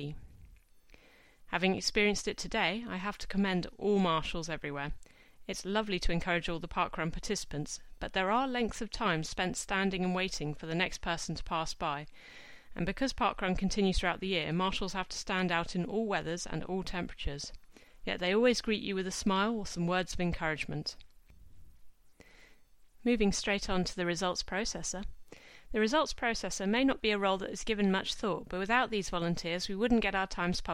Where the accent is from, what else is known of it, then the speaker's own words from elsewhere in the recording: Exeter, South West England, United Kingdom; moved away; my husband and I were both from Exeter.